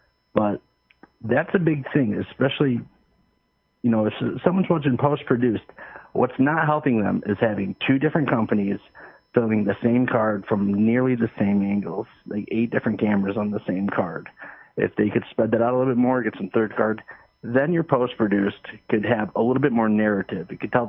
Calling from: Michigan, United States; This is … from Michigan.

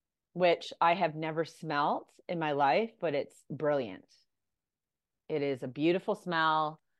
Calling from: Ireland; I'm logging in from Ireland right now.

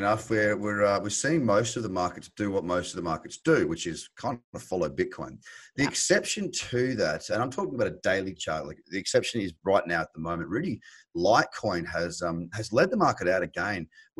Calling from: Sydney, New South Wales, Australia; Sydney, which is covered in this crazy, wild grey fog at the moment.

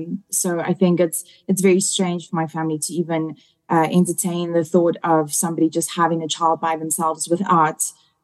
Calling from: South Africa; I'm calling you guys from South Africa.

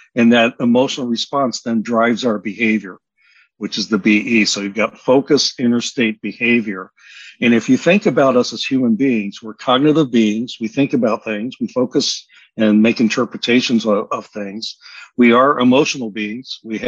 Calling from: Bainbridge Island, Washington, United States; Bainbridge Island, Washington, off the near Seattle.

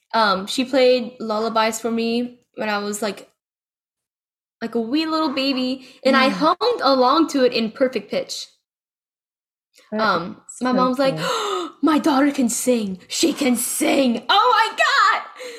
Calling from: Lakeland, Florida, United States; I'm in Lakeland, Florida, in college.

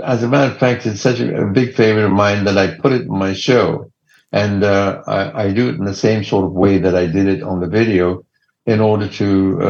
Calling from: Los Angeles, California, United States; I'm in Los Angeles.

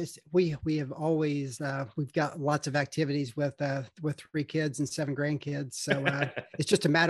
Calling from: Charlotte, North Carolina, United States; I am located in Charlotte, North Carolina.

